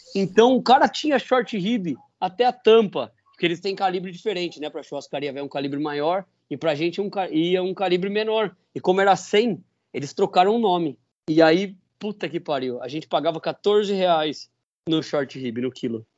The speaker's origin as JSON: {"language": "Portuguese", "country": "Brazil", "said": "Foi lá na minha cidade, em Dourado"}